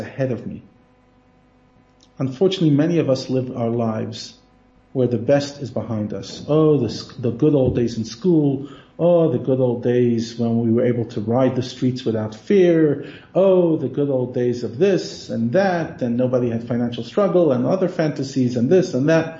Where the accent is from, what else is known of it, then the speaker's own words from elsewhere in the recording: United States; now in South Africa; I'm talking as an American